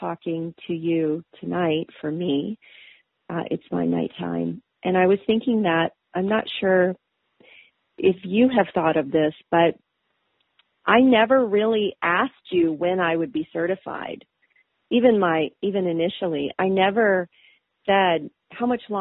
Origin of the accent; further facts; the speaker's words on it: East Coast, United States; moved away as an adult; also born or lived in Minnesota; I'm actually from the East Coast. So I grew up on the beach in warm weather